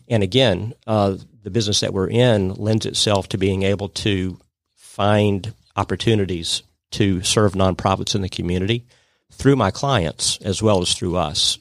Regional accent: Atlanta, Georgia, United States; my background is I grew up in Atlanta.

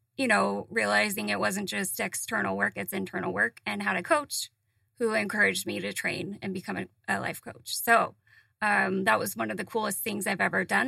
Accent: Utah, United States; moved away; I grew up in Utah

